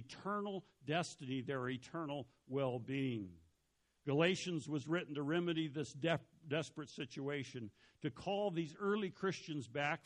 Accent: Montana, United States; moved away as an adult; I'm this rube from Montana.

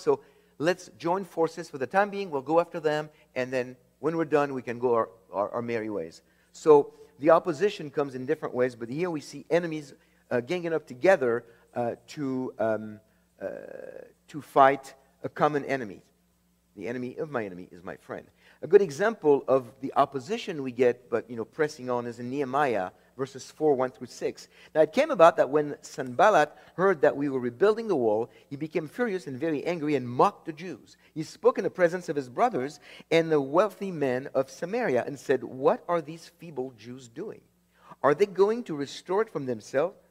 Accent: France; moved away; I was born in France

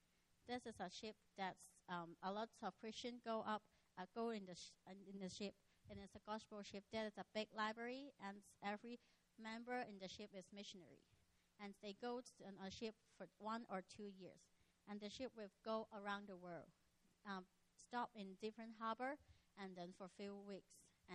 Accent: Macau; also born or lived in Hong Kong; So when I was six, I was born in Hong Kong. And Hong Kong is just so near. You need to take 1 hour ferry to Macau. And when I'm six, our whole family moved to Macau.

